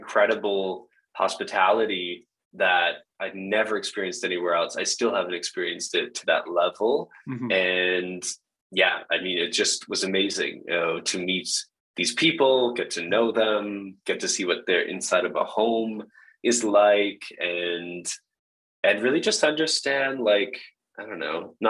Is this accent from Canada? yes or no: yes; Canada; I was from Canada